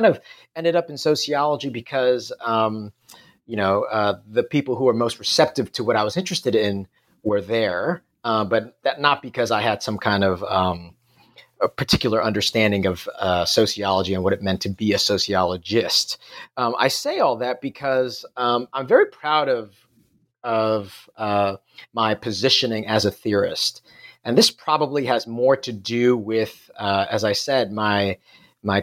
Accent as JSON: {"language": "English", "town": "New York City", "region": "New York", "country": "United States", "tie": "born or raised there", "also_born_or_lived": "Singapore", "moved": "as an adult", "lives_now": "Perth, Australia", "said": "As you can probably tell by my accent, I'm not from Australia. I grew up in New York City, and I did my PhD in New York City at the City University of New York."}